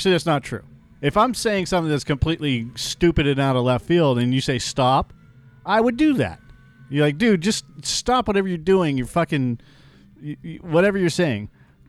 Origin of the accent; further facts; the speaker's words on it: California, United States; just because I grew up in Silicon Valley, you know, and experienced some things